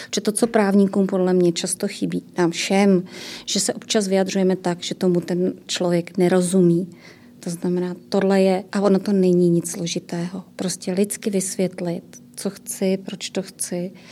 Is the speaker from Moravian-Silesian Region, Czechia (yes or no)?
yes; Ostrava region, Moravian-Silesian Region, Czechia; já jsem z Ostravska